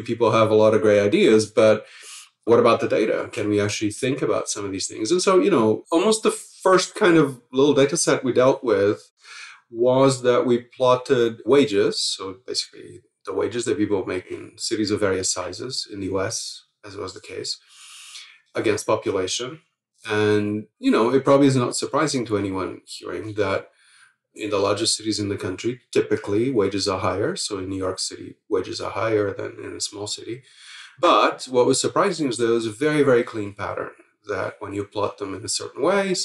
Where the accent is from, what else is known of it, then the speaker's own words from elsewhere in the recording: Lisbon, Portugal; moved away; I grew up in Lisbon in Portugal at a time where the whole society was turning over